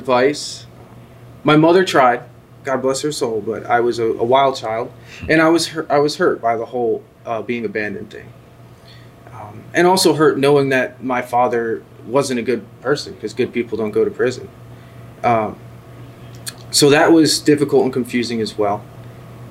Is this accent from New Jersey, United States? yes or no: yes; New Jersey, United States; I grew up in North Jersey